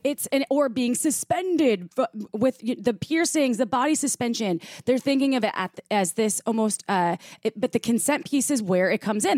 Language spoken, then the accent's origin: English; Midwest, United States; I grew up in the Midwest